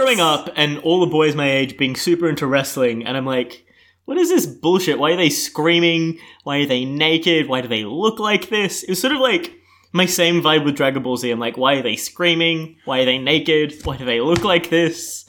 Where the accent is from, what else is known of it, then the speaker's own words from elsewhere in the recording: Melbourne, Victoria, Australia; I'm twenty-three. I'm from Melbourne